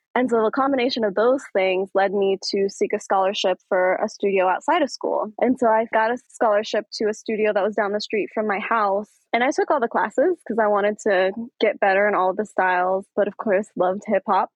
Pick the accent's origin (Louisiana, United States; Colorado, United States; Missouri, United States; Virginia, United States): Colorado, United States; Aurora; I'm from Aurora, Colorado. And so mm-hmm. I grew up in this scene. I grew up dancing next to folks here in Aurora